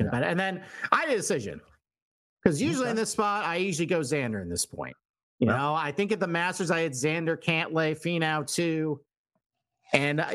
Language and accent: English; Rochester, New York, United States; this is my hometown event.